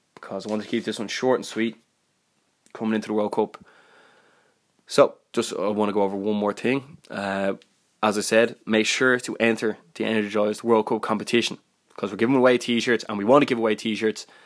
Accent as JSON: {"language": "English", "country": "Ireland", "said": "I'm Irish"}